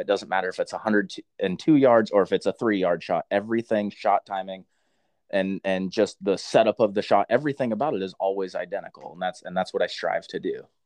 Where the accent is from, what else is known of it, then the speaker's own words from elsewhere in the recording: Centralia, Washington, United States; I am from Washington. Yeah, Centralia, up there, j- just south of Olympia and Puyallup area